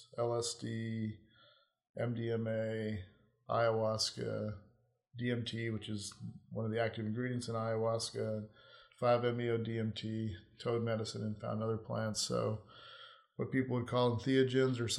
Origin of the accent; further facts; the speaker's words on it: Hawaii, United States; moved away as an adult; I grew up in Hawaii, which was a beautiful place to grow up